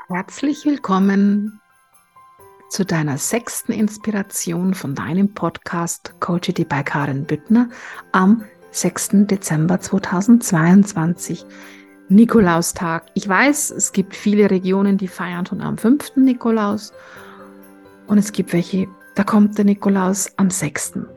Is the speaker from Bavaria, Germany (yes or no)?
yes; Tegernsee, Bavaria, Germany; also born or lived in Florence; Und ich bin gebürtige Tegernseherin